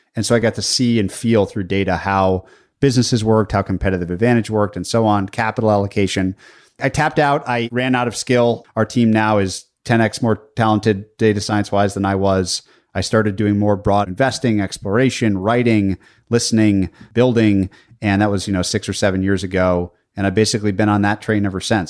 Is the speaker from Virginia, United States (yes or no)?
no; Minnesota, United States; I was born in Minnesota.